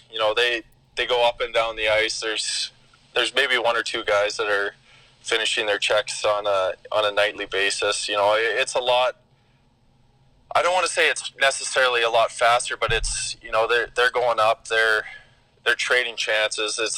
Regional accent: Boca Raton, Florida, United States; also born or lived in St. Louis; my early childhood was was spent in Boca Raton down in Florida.

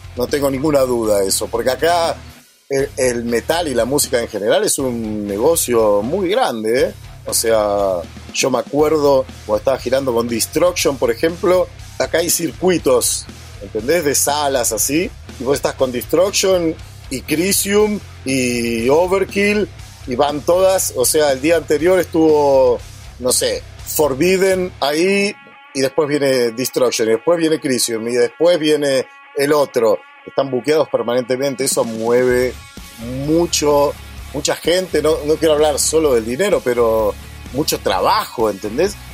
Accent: Argentina; moved away as an adult; yo vengo de ahí, me hice ahí, me siento argentino

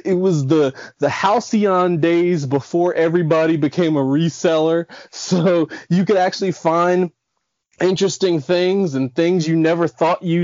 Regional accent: Silver Spring, Maryland, United States; I'm from Silver Spring, Maryland, right outside of DC

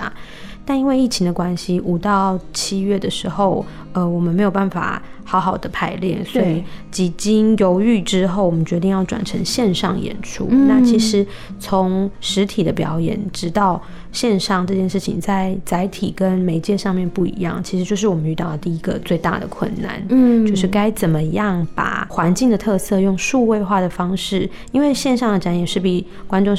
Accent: Hsinchu County, Taiwan; 因为我本身是来自新竹的客家人

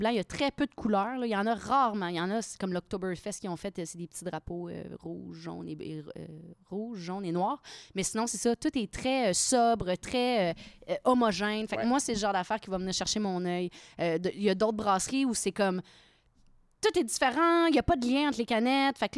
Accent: Victoriaville, Quebec, Canada; Je viens de Victo, ah oui, mais en contexte, je viens de Victo.

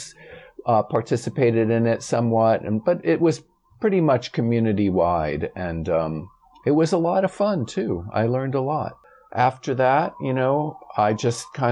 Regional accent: Springfield, Massachusetts, United States; I grew up in Springfield, Massachusetts, in the Puerto Rican neighborhood at the time

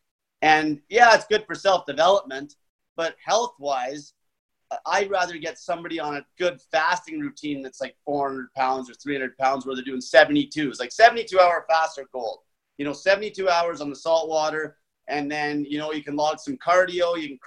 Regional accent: Grande Prairie, Alberta, Canada; moved away as an adult; also born or lived in Edmonton, Alberta; I'm from Great Valley, Alberta, Canada. It's a little oil town. I worked in the oil patch my whole

